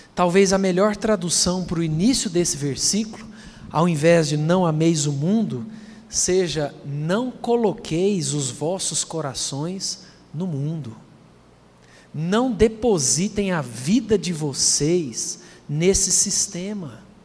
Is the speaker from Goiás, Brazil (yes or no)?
yes; Anápolis, Goiás, Brazil; Quando eu era criança em Anápolis, nós éramos da Igreja Presbiteriana de Vila Formosa